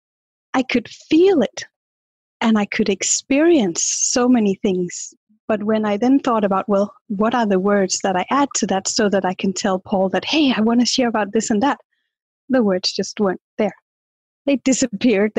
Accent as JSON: {"language": "English", "country": "Denmark", "said": "I'm from Denmark"}